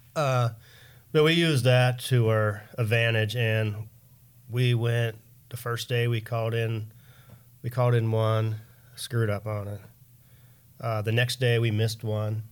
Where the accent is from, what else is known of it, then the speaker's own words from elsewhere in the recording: Pennsylvania, United States; moved away; I put in for Pennsylvania every year, 'cause that's my hometown